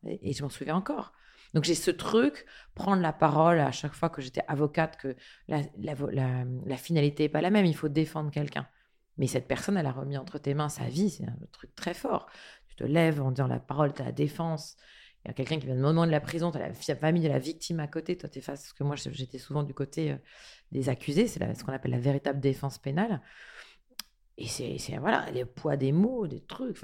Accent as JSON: {"language": "French", "country": "France", "tie": "born or raised there", "said": "je suis née en France"}